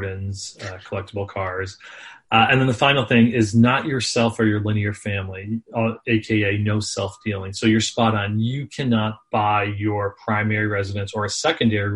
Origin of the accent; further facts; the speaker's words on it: Scranton, Pennsylvania, United States; moved away as an adult; also born or lived in Philadelphia; I grew up in the Northeast, as I said, actually in Scranton, PA.